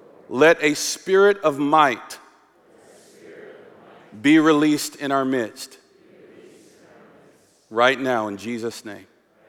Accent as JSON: {"language": "English", "region": "North Carolina", "country": "United States", "tie": "born or raised there", "accent": "southern", "said": "But lately, my southern accent, I was born and raised in North Carolina, it's been coming out"}